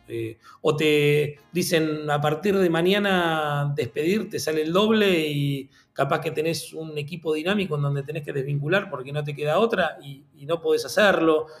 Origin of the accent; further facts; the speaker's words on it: Argentina; yo soy argentino